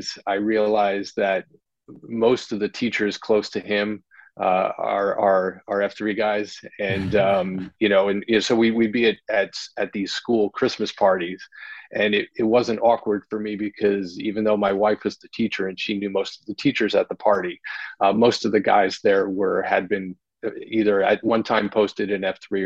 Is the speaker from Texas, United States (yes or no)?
no; New Jersey, United States; now in Wilmington, United States; I'm from New Jersey